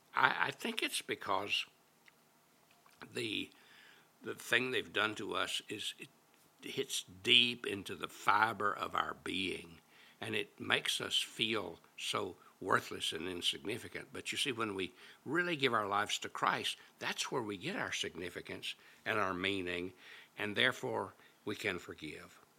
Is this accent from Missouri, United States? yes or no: no; Little Rock, Arkansas, United States; my hometown of Little Rock, Arkansas